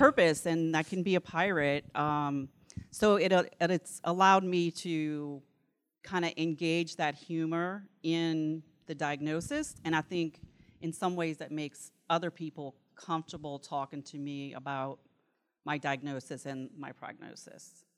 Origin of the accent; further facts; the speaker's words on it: New Orleans, Louisiana, United States; accent: New Orleans; now in Vicksburg, United States; I am from Vicksburg, Mississippi, but originally from New Orleans, so this is a New Orleans accent, it's not a Mississippi accent.